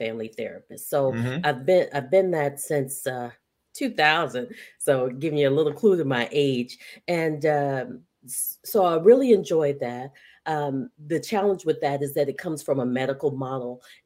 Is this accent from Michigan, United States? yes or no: yes; Detroit, Michigan, United States; now in South Carolina, United States; So I am a Detroiter, stranded in the South. So I currently reside in South Carolina.